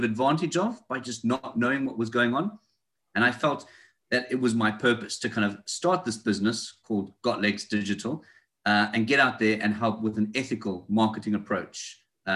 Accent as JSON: {"language": "English", "country": "South Africa", "moved": "as an adult", "lives_now": "United Kingdom", "said": "You can tell by my accent, I speak a bit funny. I'm not local. I'm from South Africa. So I left South Africa probably about 7 years ago and I moved to the United Kingdom."}